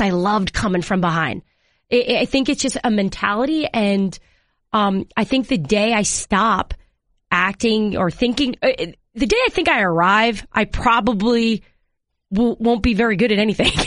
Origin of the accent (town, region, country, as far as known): New York, United States; moved away as an adult; also born or lived in Seattle / Washington D.C. area